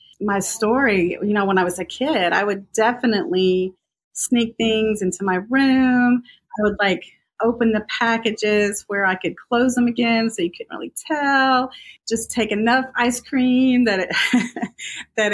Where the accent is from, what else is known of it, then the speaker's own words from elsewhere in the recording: Gainesville, Georgia, United States; also born or lived in Atlanta, Georgia; I grew up in Gainesville, which is about an hour north of Atlanta